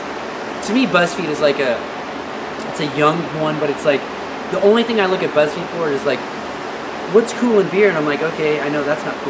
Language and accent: English; United States; We're Americans, guys, we're all American